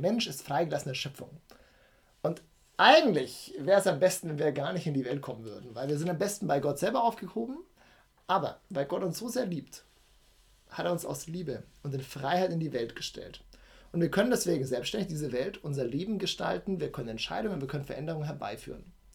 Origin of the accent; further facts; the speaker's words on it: Nuremberg, Bavaria, Germany; Ich bin in Nürnberg geboren, ähm, mhm. bin Franke, ja, der hier auch gerne lebt.